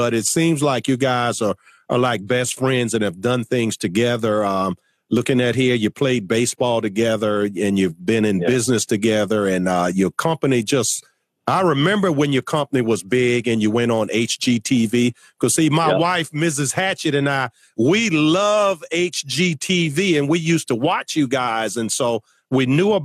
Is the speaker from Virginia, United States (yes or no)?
yes; Virginia, United States; my home state of Virginia